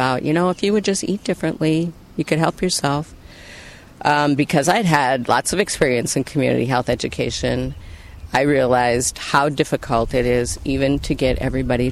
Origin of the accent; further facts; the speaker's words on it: Lower Sioux Reservation, Minnesota, United States; growing up in Native communities and spending most of my free time on the Lower Sioux Reservation